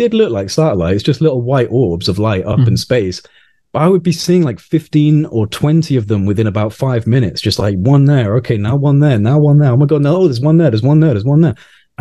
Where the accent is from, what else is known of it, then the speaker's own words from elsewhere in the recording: Wales, United Kingdom; now in Nottingham, United Kingdom; I don't live in Wales anymore. I grew up in Wales, but I don't live there now